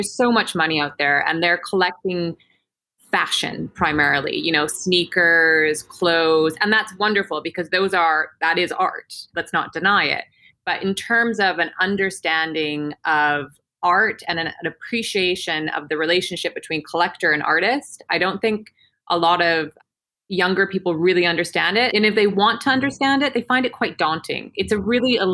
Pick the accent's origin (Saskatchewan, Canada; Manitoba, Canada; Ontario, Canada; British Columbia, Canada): British Columbia, Canada; Peachland; moved away as an adult; now in London, United Kingdom; I'm from a tiny little town called Peachland in Canada